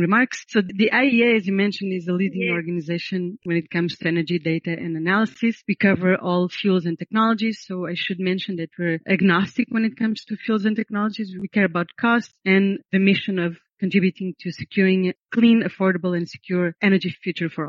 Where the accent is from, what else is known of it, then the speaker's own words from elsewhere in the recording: Portugal; moved away; also born or lived in United States; I was born in Portugal, born and raised.